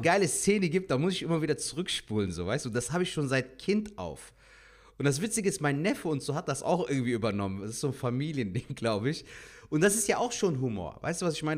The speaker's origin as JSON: {"language": "German", "town": "Cologne", "region": "North Rhine-Westphalia", "country": "Germany", "tie": "born or raised there", "said": "bin jetzt gebürtiger Kölner"}